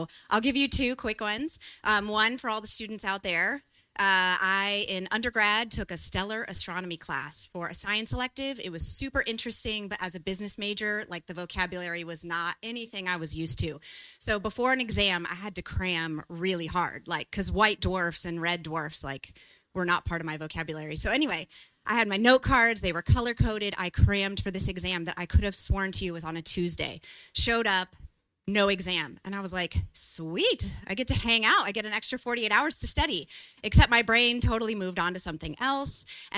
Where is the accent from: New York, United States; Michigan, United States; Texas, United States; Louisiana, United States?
Texas, United States; Austin; now in Taipei, Taiwan; I have been here for 2 years now in Taipei. I came from Austin, Texas, and so we've adjusted to the humidity